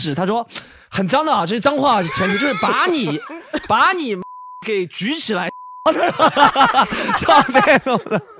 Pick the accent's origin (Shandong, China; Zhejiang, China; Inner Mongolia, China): Zhejiang, China; 我是我是 浙江 人啊